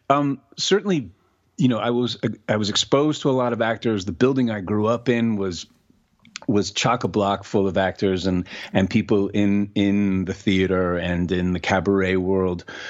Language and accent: English; New York City, New York, United States; moved away as an adult; now in Los Angeles, United States; growing up in New York City and having access to all that theater